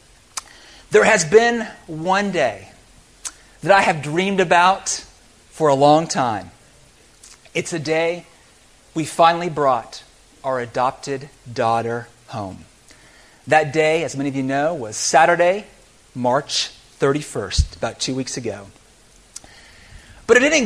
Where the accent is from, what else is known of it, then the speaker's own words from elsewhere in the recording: United States; I'm an American